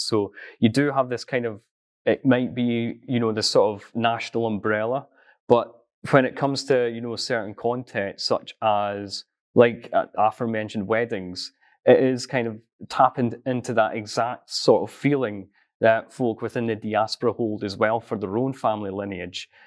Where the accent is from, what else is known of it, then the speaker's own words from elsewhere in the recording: East Coast Scotland, United Kingdom; I'm originally from a farm on East Coast Scotland